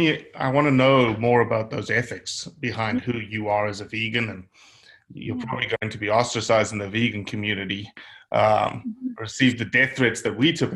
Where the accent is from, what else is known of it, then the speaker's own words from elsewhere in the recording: South Africa; now in United States; obviously I'm from South Africa.